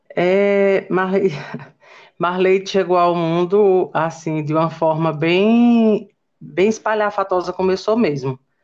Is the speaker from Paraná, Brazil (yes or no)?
no; Pedra, Pernambuco, Brazil; also born or lived in São Paulo; tive a melhor parte da minha infância no Poço do Boi. Né? É, lá vivemos alguns anos